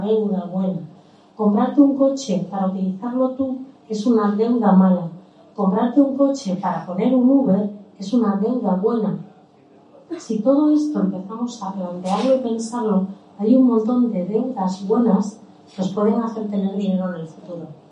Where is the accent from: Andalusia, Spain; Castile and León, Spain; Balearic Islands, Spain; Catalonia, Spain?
Andalusia, Spain; Málaga; daba cursos de sevillana en la iglesia de mi barrio en El Palo porque yo nací en Málaga